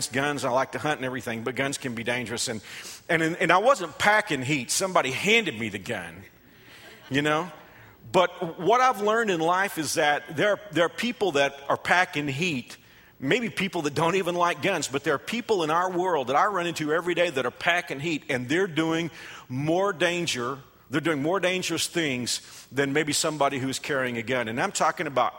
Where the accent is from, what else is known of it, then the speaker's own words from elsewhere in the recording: Texas, United States; moved away as an adult; also born or lived in Fort Worth, Texas; now in Wichita, United States; my home state